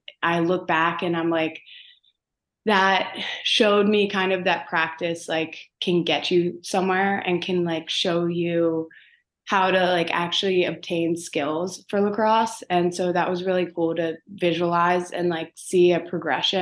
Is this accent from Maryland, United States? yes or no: yes; Baltimore, Maryland, United States; also born or lived in Owings Mills, Maryland; originally I grew up in Baltimore, like closer to the city.